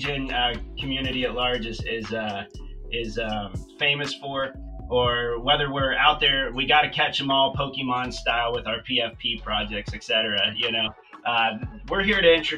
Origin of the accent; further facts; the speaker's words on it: Ohio, United States; I'm out of Ohio, you know, which is kind of the Midwest USA here